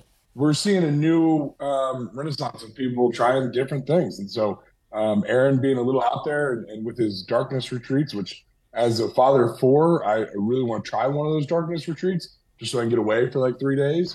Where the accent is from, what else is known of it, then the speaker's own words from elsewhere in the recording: Ohio, United States; moved away; growing up in Ohio, I was in Ohio the day that 9/11 happened